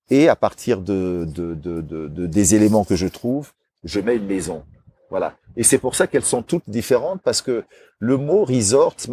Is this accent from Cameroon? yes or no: yes; Cameroon; also born or lived in Paris, France; now in São Tomé, São Tomé and Príncipe; je suis né en Afrique, au Cameroun, euh, d'un père, euh, je dirais, blanc et d'une maman noire. Donc voilà, je suis un peu le résultat de ce mélange de cultures.